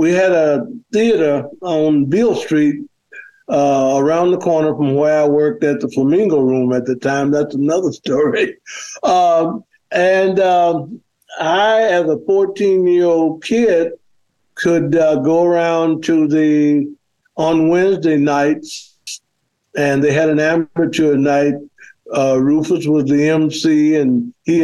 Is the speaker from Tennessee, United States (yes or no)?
yes; Memphis, Tennessee, United States; now in Atlanta, United States; I grew up in Memphis and lived about six blocks away from the Stax studio